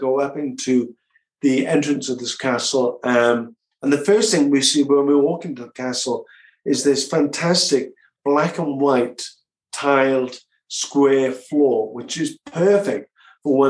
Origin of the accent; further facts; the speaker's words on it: South Wales, United Kingdom; now in London, United Kingdom; I'm from South Wales in a small seaside town in between Cardiff and Swansea, and it was all English speaking